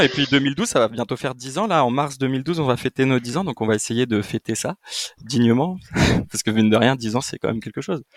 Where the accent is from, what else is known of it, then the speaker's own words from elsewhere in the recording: Île-de-France, France; je suis né en France, euh, je suis né en 92 donc euh, moi euh, je suis né en France